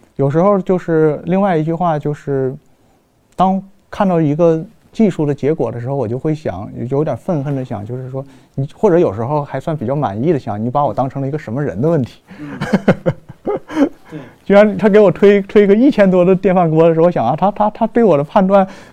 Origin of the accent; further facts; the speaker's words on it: China; 但我们中国人和他们的进程不一样